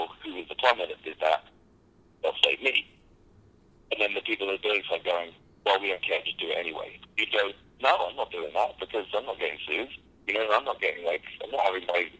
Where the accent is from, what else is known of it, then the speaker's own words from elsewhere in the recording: United Kingdom; I'm a Brit